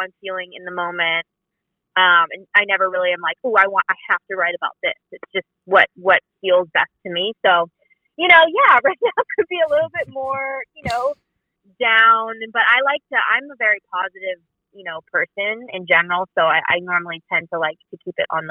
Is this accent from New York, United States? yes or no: no; New Jersey, United States; now in Los Angeles, United States; I'm literally currently in South Jersey, New Jersey, where I grew up